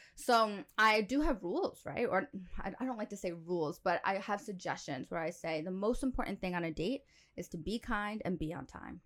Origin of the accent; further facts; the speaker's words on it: New York, United States; moved away as an adult; now in United Arab Emirates; I'm from New York